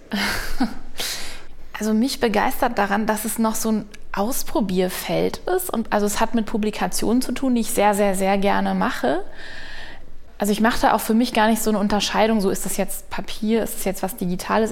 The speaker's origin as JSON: {"language": "German", "area": "Münsterland", "region": "North Rhine-Westphalia", "country": "Germany", "tie": "born or raised there", "moved": "yes", "said": "Also ich bin da geboren und im Münsterland aufgewachsen"}